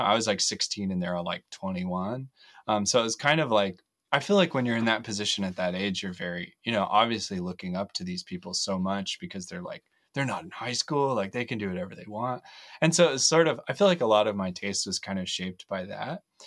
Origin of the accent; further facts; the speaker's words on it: Loveland, Colorado, United States; now in Fort Collins, United States; I grew up in Loveland most of my life, um, live in Fort Collins now